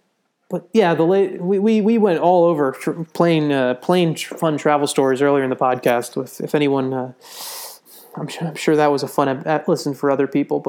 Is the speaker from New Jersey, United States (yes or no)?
yes; New Jersey, United States; I grew up in New Jersey and watched the Devils all the time growing up